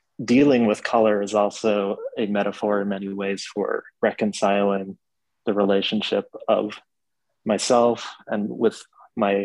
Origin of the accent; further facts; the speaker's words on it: Farron, Utah, United States; moved away; my hometown of Farron